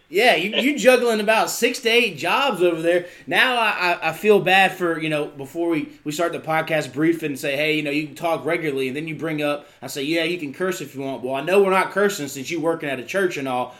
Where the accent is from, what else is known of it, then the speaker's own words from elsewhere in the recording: the South, United States; growing up in the South